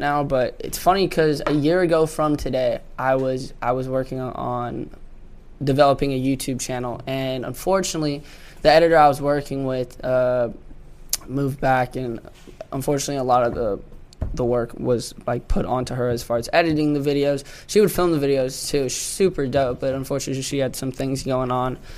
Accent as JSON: {"language": "English", "region": "Washington", "country": "United States", "moved": "yes", "said": "I'm from Washington, as you know, and I started dancing in Everett at this place called Vibe"}